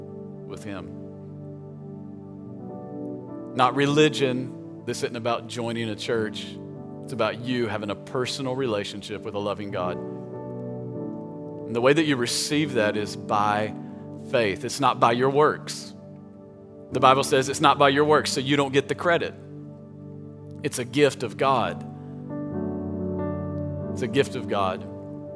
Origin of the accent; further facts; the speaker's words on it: Tennessee, United States; I grew up in Tennessee